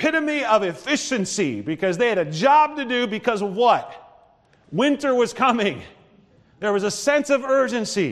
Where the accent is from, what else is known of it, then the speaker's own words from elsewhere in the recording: Nebraska, United States; moved away; also born or lived in northern Iowa; growing up in Nebraska, we stop for coffee all the time